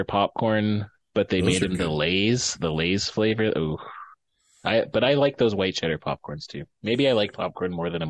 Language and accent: English; Regina, Saskatchewan, Canada; I'm from Regina.